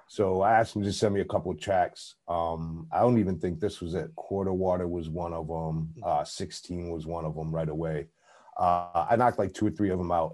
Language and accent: English; Buffalo, New York, United States; I'm from Buffalo